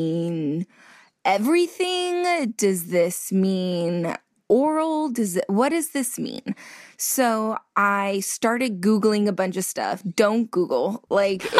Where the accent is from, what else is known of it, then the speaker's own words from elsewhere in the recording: California, United States; I'm from California